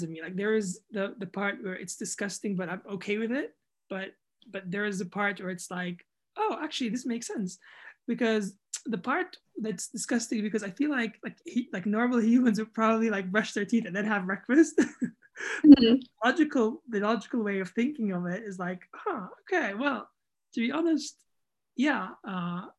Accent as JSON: {"language": "English", "country": "Jordan", "also_born_or_lived": "United Kingdom / United States", "moved": "yes", "said": "I'm from Jordan"}